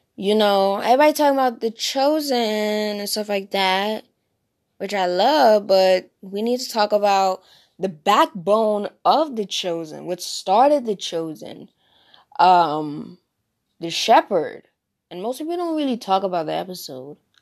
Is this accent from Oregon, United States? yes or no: no; New Jersey, United States; accent: Jersey; I am from, born and raised in New Jersey.